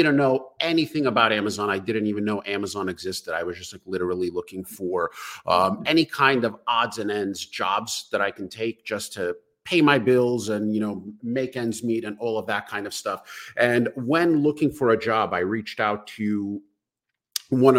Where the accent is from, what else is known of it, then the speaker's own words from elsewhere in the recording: New York City, New York, United States; born and raised in Brooklyn, New York